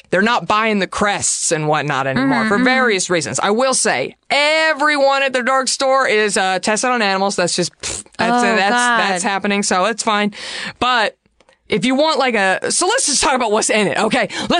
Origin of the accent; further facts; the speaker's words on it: Texas, United States; growing up in Texas